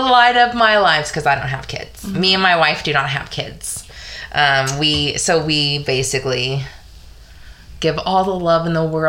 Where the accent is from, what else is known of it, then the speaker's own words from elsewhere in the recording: Dallas, Texas, United States; DFW. Born and raised.